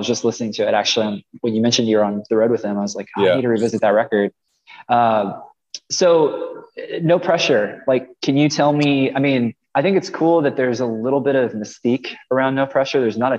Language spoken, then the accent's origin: English; Kansas City, Missouri, United States; I'm from Missouri, I'm from Kansas City.